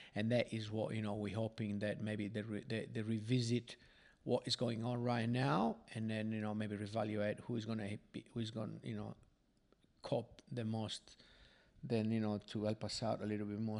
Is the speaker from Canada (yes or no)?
no; Sardinia, Italy; now in Australia; I am from Sardinia